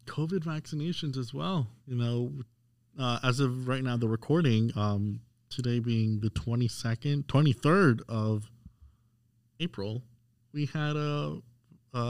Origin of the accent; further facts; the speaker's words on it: Florida, United States; I'm from Florida